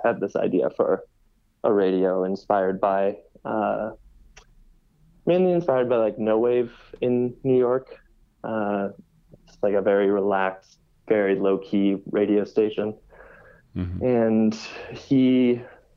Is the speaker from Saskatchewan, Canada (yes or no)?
yes; Saskatoon, Saskatchewan, Canada; moved away as an adult; now in Montreal, Canada; I come from Saskatoon, Saskatchewan, and had been throwing events and putting on parties there since high school.